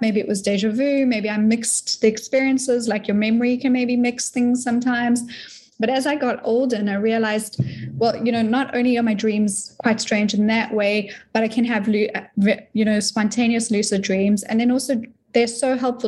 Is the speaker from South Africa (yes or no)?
yes; South Africa; moved away as an adult; now in Florida, United States; I'm from South Africa, very new to the States